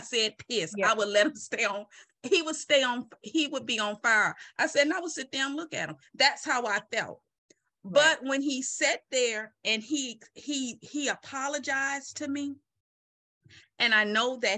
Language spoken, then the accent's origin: English; Mobile, Alabama, United States; I'm from Mobile, Alabama